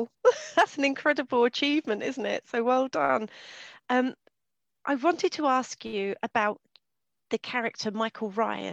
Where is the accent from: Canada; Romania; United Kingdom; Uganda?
United Kingdom; England; As I'm English